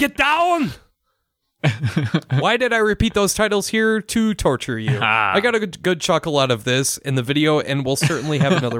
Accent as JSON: {"language": "English", "country": "Germany", "second_language": "English", "said": "So anyways … I'm from Germany"}